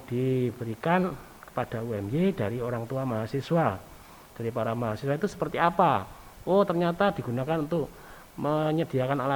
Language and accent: Indonesian; Java, Indonesia; Coba saja kalau kita orang Jawa itu kan eh, kalau ketemu orang tua atau orang yang belum dikenal di jalan